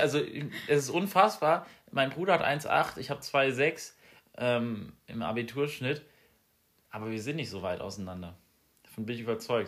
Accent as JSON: {"language": "German", "town": "Essenheim", "region": "Rhineland-Palatinate", "country": "Germany", "tie": "born or raised there", "moved": "yes", "lives_now": "Marburg, Germany", "said": "meinem Heimatort Essenheim"}